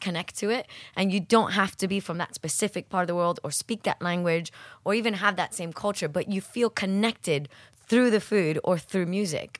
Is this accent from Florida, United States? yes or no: yes; Miami, Florida, United States; growing up in Miami, I, I guess 'cause I grew up in a kind of holiday destination in Miami